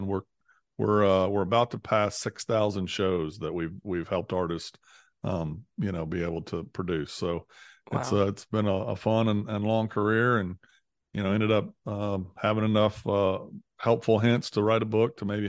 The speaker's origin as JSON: {"language": "English", "region": "Missouri", "country": "United States", "tie": "born or raised there", "said": "I grew up in Southeast Missouri and ended up going to Baylor"}